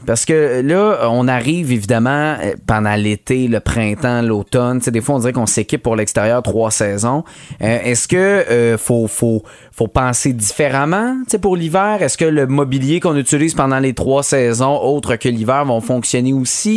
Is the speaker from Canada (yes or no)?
yes; Montérégie, Quebec, Canada; chez nous, en Montérégie